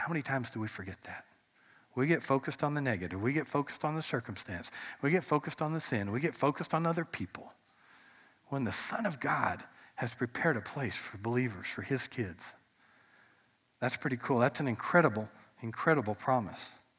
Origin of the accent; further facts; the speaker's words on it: United States; as an American